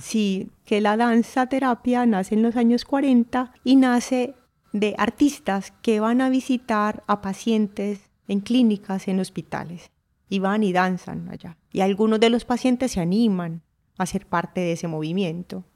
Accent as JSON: {"language": "Spanish", "town": "Urrao", "region": "Antioquia", "country": "Colombia", "tie": "born or raised there", "said": "Nací en Urrao, Antioquia, Colombia"}